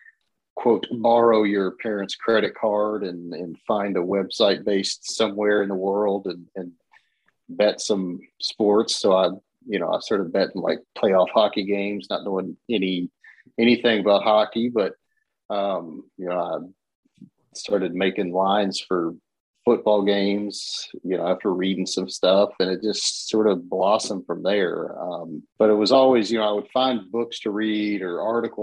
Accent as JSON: {"language": "English", "town": "Lexington", "region": "Kentucky", "country": "United States", "tie": "born or raised there", "said": "growing up in Lexington"}